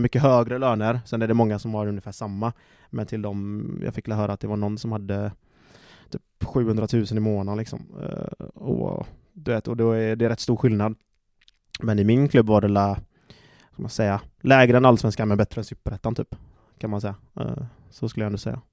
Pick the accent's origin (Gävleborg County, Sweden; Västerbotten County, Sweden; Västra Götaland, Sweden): Västra Götaland, Sweden; Gothenburg; moved away as an adult; also born or lived in Slovakia; det är gött att vara hemma i Göteborg